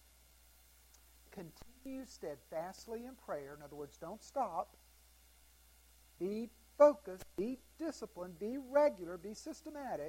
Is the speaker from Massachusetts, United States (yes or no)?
no; Greenville, South Carolina, United States; I grew up in Greenville, South Carolina